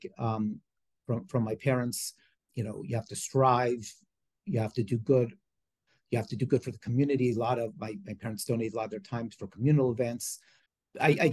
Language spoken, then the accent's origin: English; Beverly Hills, California, United States; I grew up in Beverly Hills